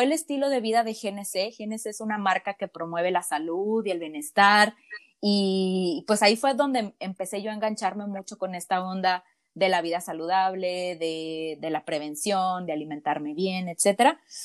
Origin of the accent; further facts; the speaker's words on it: Mexico; moved away as an adult; now in Kelowna, Canada; Sí, soy mexicana, soy mexicana, apenas estoy cumpliendo un año viviendo por acá en Canadá, en British Columbia, en una, en una hermosa ciudad que se llama Kelowna